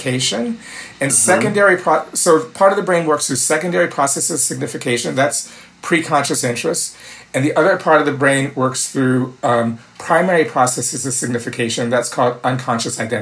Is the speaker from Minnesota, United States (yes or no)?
yes; Minneapolis, Minnesota, United States; also born or lived in New Orleans / Ann Arbor; I'm 66 years old, I come from Minneapolis, by way of New Orleans, and Ann Arbor